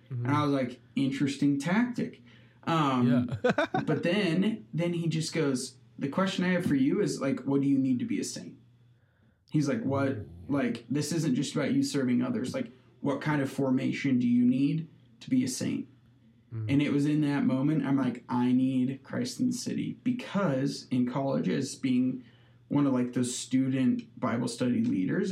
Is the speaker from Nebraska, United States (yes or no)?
yes; Hastings, Nebraska, United States; I was born and raised in Hastings, Nebraska